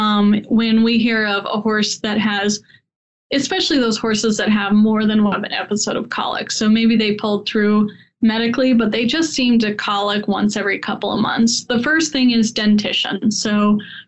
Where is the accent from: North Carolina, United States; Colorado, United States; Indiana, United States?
Colorado, United States; also born or lived in Ohio; growing up in Colorado